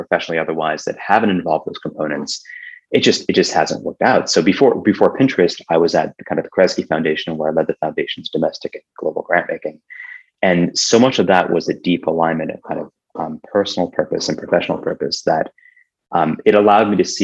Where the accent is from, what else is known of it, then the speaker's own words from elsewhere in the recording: Iowa, United States; when I was growing up in Iowa